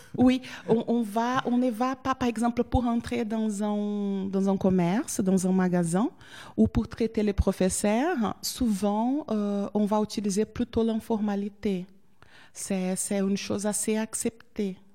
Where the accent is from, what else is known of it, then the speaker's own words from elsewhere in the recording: Porto Alegre, Rio Grande do Sul, Brazil; French is a second language; Je viens du Brésil, euh, du sud du Brésil. Euh, je viens de, la capitale plus au sud du Brésil, de Porto Alegre